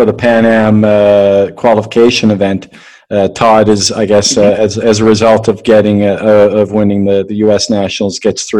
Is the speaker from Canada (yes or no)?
yes; Canada; And also, me being Canadian, and I just had Nick Sackvi on the podcast a little while ago.